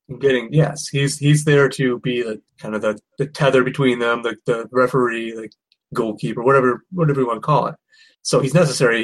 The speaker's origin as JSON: {"language": "English", "region": "Michigan", "country": "United States", "said": "I'm from Michigan"}